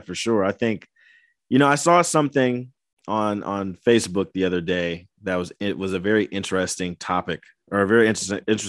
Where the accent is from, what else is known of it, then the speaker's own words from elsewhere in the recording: Indiana, United States; moved away as an adult; now in Bay Area, California, United States; Indiana's home